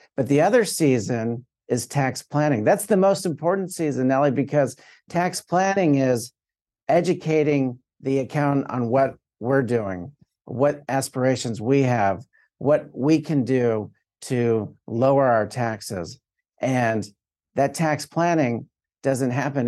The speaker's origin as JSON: {"language": "English", "region": "South Florida", "country": "United States", "said": "I'm from South Florida"}